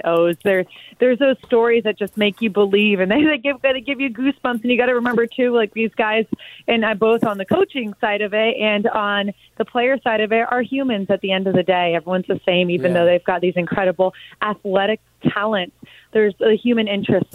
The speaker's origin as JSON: {"language": "English", "region": "South Florida", "country": "United States", "tie": "born or raised there", "said": "growing up in South Florida, and like you said, my alma mater is Miami Palmetto"}